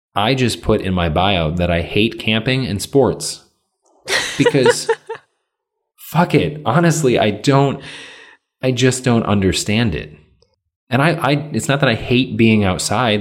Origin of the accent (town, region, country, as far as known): Michigan, United States; now in Illinois, United States